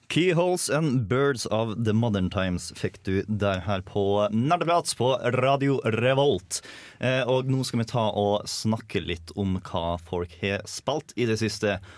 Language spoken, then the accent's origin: Norwegian; Møre og Romsdal, Norway; accent: Romsdal dialect; jeg er litt glad i dialekten min. Så det å ha en romsdaling til i programmet